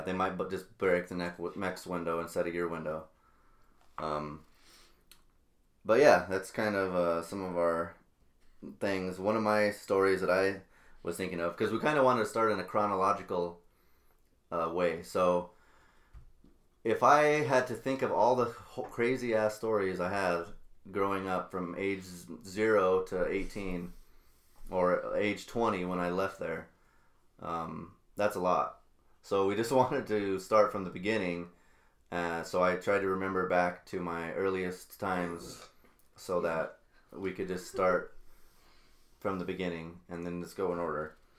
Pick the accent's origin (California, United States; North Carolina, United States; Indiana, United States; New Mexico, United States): New Mexico, United States; Albuquerque; moved away as an adult; now in Wisconsin, United States; me and my sister here, uh, we grew up in Albuquerque, New Mexico, on the west side